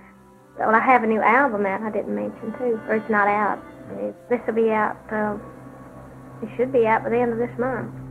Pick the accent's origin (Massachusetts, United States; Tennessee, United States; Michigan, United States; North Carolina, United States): Tennessee, United States; Sevier County; I was born on January the 19th in 1946 in Sevier County. It's Sevier, Tennessee. It's a little town between Knoxville, Tennessee and Gatlinburg, Tennessee and you might shorten it by saying the foothills of the Great Smoky Mountains.